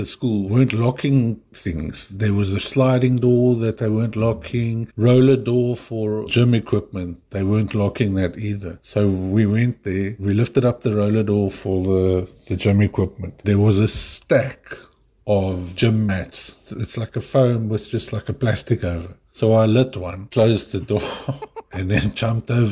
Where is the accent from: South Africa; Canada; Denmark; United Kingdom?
South Africa; Cape Town, Western Cape; I'm South African from Cape Town